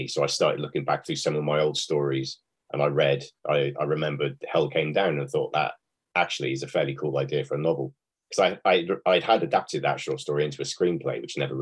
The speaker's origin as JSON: {"language": "English", "country": "United Kingdom", "said": "Being a British writer"}